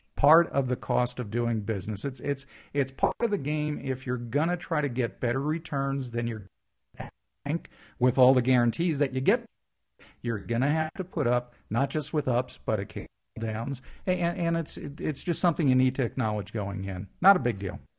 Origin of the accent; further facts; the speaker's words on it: East Coast, United States; moved away; Growing up on the East Coast